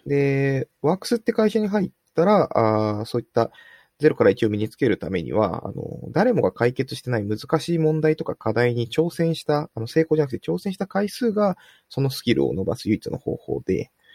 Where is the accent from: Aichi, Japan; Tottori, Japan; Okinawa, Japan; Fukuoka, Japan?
Fukuoka, Japan; 福岡出身なんですけれども